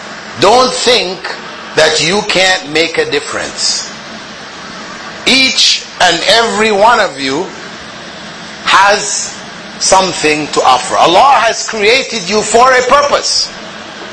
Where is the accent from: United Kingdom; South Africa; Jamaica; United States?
Jamaica; Kingston; I was born in Kingston, Jamaica, the capital of Jamaica.